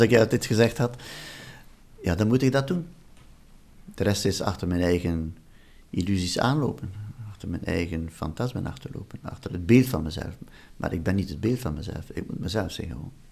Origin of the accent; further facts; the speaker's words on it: Flanders, Belgium; moved away as an adult; also born or lived in Wallonia; ik ben uit de Vlaamse familie, een overtuigde Vlaamse familie.